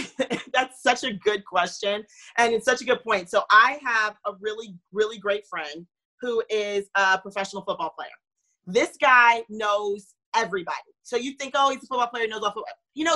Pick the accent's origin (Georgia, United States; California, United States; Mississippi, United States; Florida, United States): Florida, United States; also born or lived in North Carolina; I was born in North Carolina and moved to Florida. And so I didn't grow up with my immediate family, that extended family around.